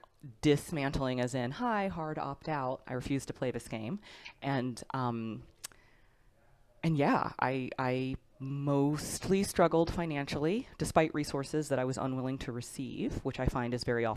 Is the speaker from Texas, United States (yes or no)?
yes; Texas, United States; I grew up in Texas